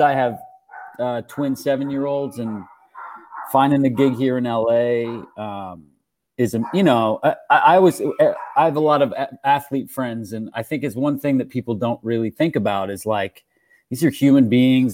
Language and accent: English; Canada; I'm Canadian and I grew up in the early 90s